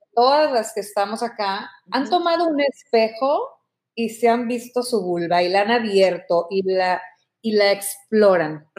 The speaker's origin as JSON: {"language": "Spanish", "country": "Mexico", "said": "yo te hablo como mexicana"}